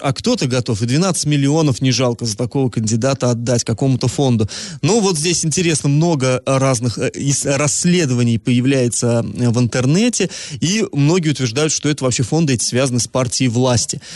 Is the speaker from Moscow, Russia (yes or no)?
no; Iriklinsky / Iriklinskoye Reservoir, Orenburg Oblast, Russia; moved away; Реклинск, на Реклинское водохранилище, на малую родину свою